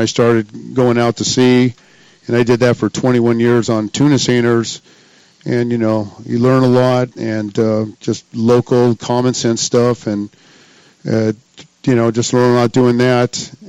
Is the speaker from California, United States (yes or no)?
yes; San Diego, California, United States; I grew up here in San Diego, born and raised here